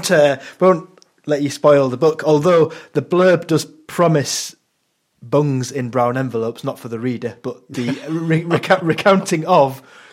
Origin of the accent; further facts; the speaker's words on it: England, United Kingdom; for many of us growing up in England